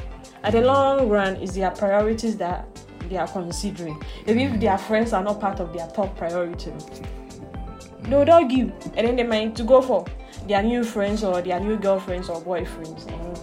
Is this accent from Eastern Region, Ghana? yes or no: yes; Osino, Eastern Region, Ghana; Right, I'm from Osino.